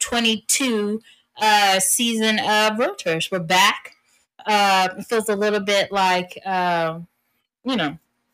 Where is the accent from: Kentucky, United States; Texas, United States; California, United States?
Texas, United States; accent: Texas; now in Maryland, United States; I'm a Texas girl, and so anyone who was born and bred in Texas, you know that you always represent.